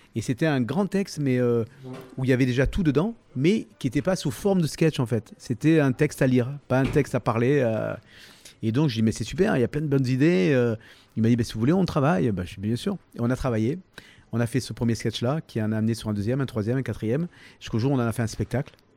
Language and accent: French; Toulon, Provence-Alpes-Côte d'Azur, France; accent: varois; also born or lived in Lille / Sanary-sur-Mer / Six-Fours-les-Plages / Saint-Mandrier-sur-Mer; j'ai grandi à Toulon